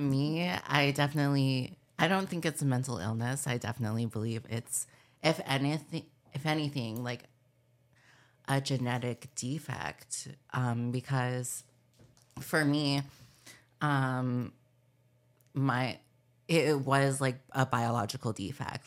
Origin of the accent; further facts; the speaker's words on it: Palm Springs, California, United States; I grew up in Palm Springs, California